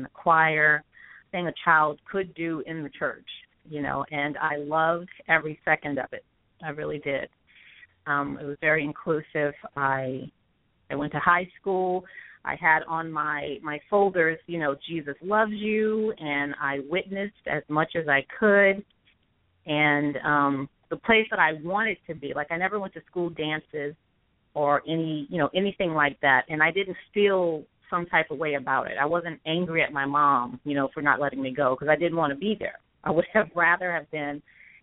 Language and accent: English; Houma, Louisiana, United States; I'm from Houma, which is south of New Orleans in Terrebonne Parish. Grew up there with my family